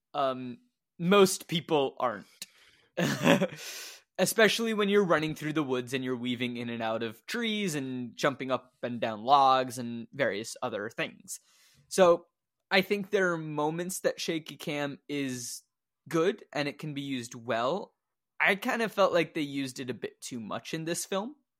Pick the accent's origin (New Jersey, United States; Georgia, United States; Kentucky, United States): Kentucky, United States; Louisville; born or raised there